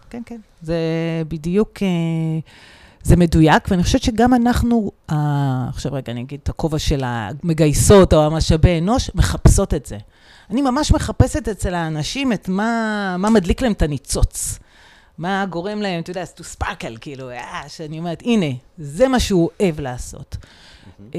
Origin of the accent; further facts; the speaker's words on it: Israel; אנחנו גדלנו כולנו בצבא, או מרביתנו